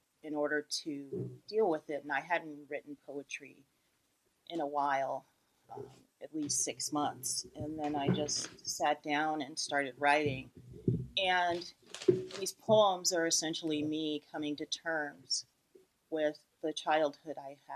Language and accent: English; Los Angeles, California, United States; growing up in Los Angeles